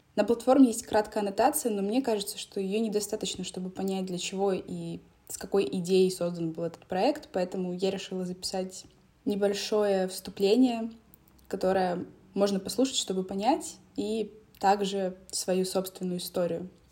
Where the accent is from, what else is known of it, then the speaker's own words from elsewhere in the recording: Donetsk, Donetsk Oblast, Ukraine; moved away as an adult; я родилась в Донецке и жила там до 2019 года.